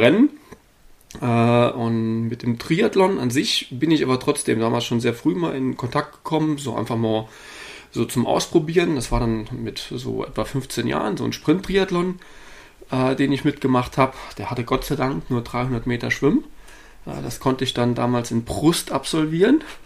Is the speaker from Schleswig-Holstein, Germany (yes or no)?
no; Saarland, Germany; also born or lived in Darmstadt; now in Hannover, Germany; bin an sich gebürtiger Saarländer, äh, bin aber über äh, einige Jahre in Darmstadt, schlussendlich in Hannover gelandet